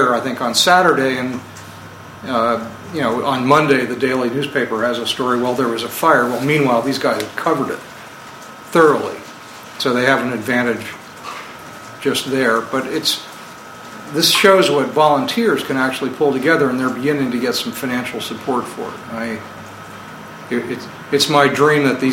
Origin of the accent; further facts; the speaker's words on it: Vermont, United States; I'm from Vermont